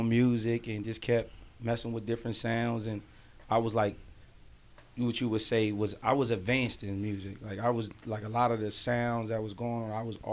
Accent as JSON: {"language": "English", "town": "Harrisburg", "region": "Pennsylvania", "country": "United States", "said": "I'm from Harrisburg, Pennsylvania, the capital of Pennsylvania"}